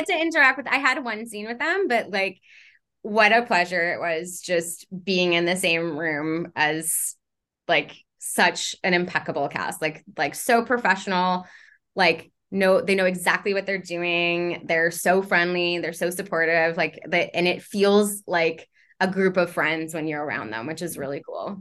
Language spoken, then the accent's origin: English; Montreal, Quebec, Canada; moved away; I'm from Montreal